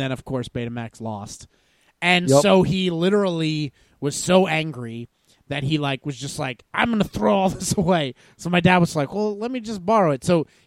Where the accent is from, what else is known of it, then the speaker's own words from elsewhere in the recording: the New Jersey shore, United States; I grew up in the New Jersey shore.